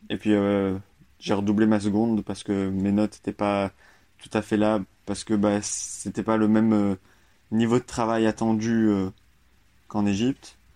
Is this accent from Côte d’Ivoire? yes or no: no; Royan, Nouvelle-Aquitaine, France; born there; Moi, je suis né en France, à Royan, donc euh, près de Bordeaux, La Rochelle.